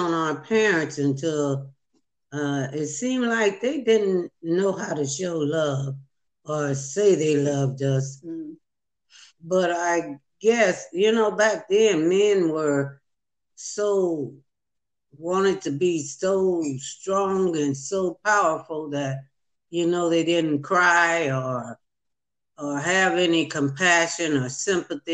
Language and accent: English; San Fernando Valley and Compton, California, United States; I grew up in San Fernando Valley, California, part of the way, and then in Compton, California.